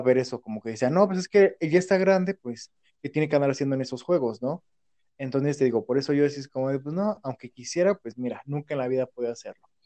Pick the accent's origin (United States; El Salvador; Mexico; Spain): Mexico; Hidalgo; also born or lived in Pachuca; acá en mi pueblo